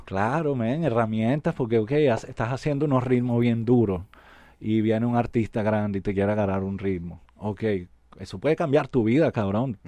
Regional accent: Venezuela; moved away; also born or lived in Puerto Rico; Yo soy de Venezuela

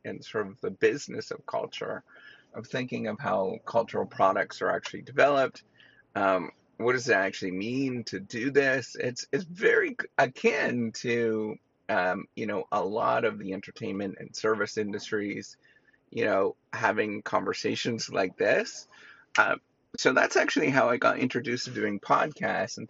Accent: Canada; I'm Canadian

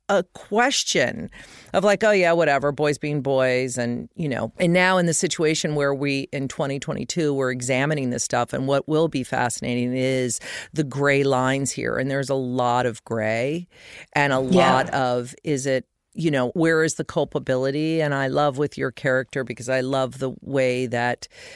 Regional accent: United States; as an American

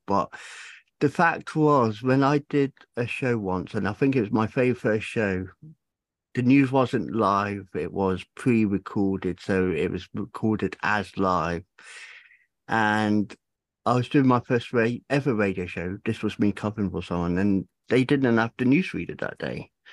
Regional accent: Cornwall, South West England, United Kingdom; moved away; Originally Cornwall.

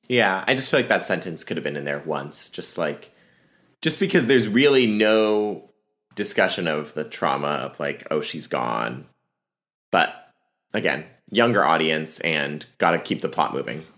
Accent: Alexandria, Virginia, United States; my hometown is Alexandria, Virginia

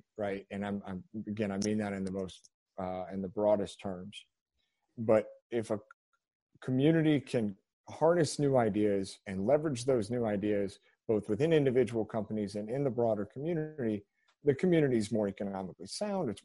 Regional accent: Central Indiana, United States; also born or lived in Dayton, Ohio; now in Lexington, United States; grew up mostly in Central Indiana

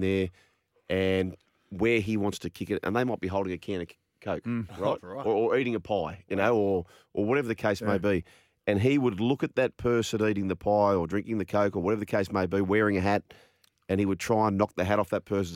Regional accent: Port Macquarie, New South Wales, Australia; I grew up in Port Macquarie

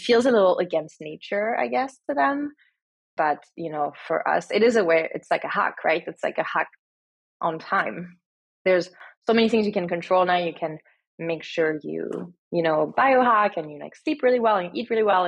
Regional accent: France; moved away as an adult; now in United States; I was born and raised in France and now I've been here for 14 years

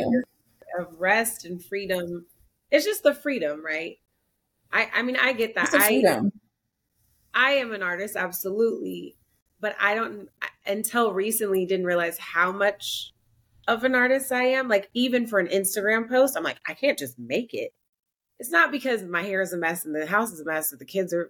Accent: Oakland, California, United States; I'm from Oakland

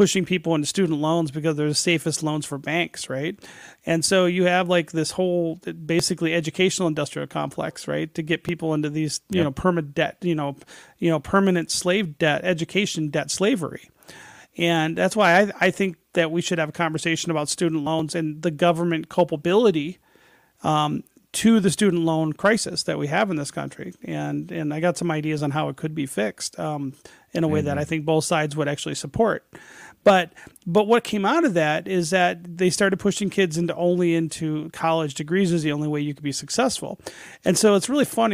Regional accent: Detroit, Michigan, United States; I grew up in Detroit.

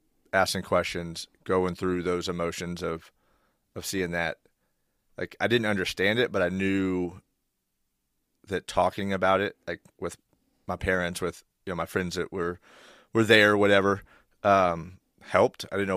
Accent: Independence, United States; I think the first, well, growing up in Independence, you see stuff.

